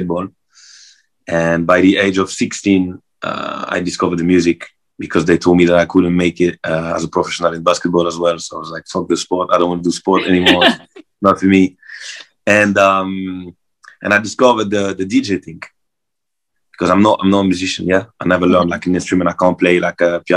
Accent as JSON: {"language": "English", "town": "Marseille", "region": "Provence-Alpes-Côte d'Azur", "country": "France", "tie": "born or raised there", "said": "I'm from Marseille, south of France, so I grew up at the beach, so I'm a beach boy."}